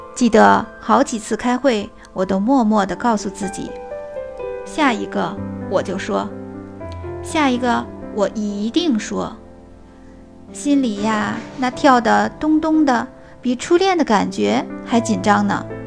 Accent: Beijing, China; 我来自北京，是一名小学老师

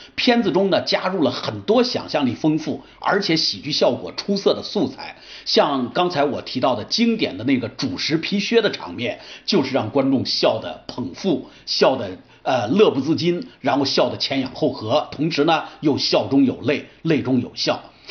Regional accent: China; 这个结尾有点像我们中国人最喜欢的大团圆的结尾

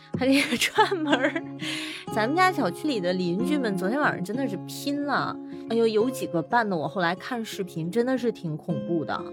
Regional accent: China; 也并不了解咱们中国的《山海经》里面有这么美的神兽

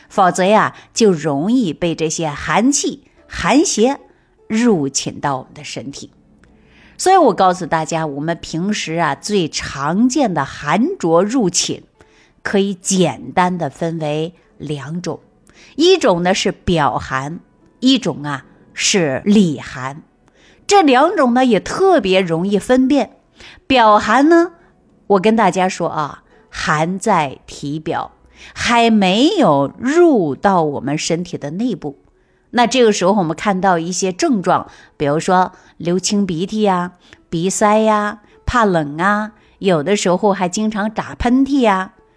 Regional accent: China; 我们中国人从古至今都是和温水长大的

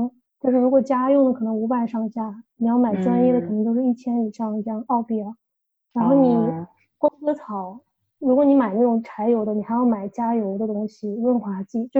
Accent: China; now in Australia; 我和我老公就是从小国内长大的小孩儿

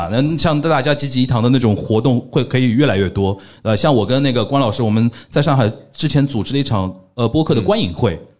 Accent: Shanghai, China; 我们上海人

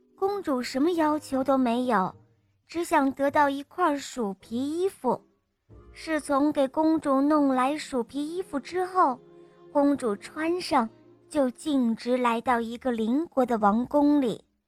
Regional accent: Huizhou, Guangdong, China; 我叫…，我八岁半了，我来自惠州

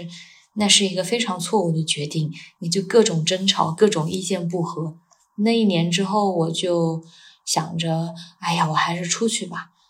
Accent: China; now in Dubai, United Arab Emirates; 我们在国内

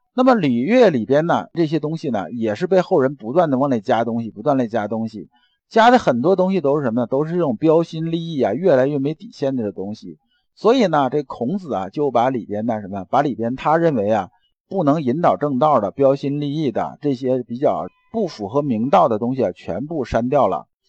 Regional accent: China; 我们中国人啊

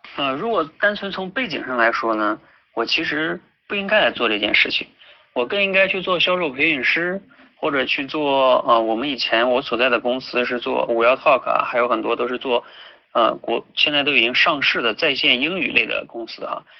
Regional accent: Jilin, China; 我自己呢就是出生在东北吉林，然后呢大学学的是石油工程，毕业之后呢在油田工作了半年

